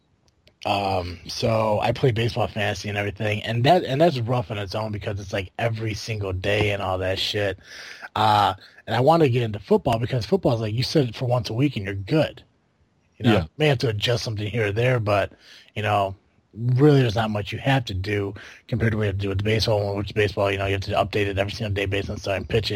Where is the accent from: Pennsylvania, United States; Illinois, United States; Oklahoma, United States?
Illinois, United States; we're all from Illinois down here